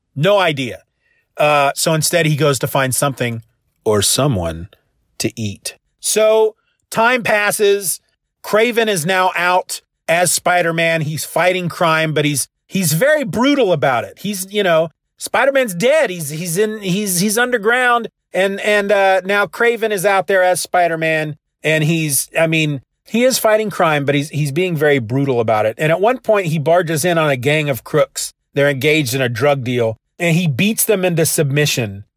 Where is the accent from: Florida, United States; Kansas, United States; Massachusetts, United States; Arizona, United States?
Kansas, United States; I'm from Kansas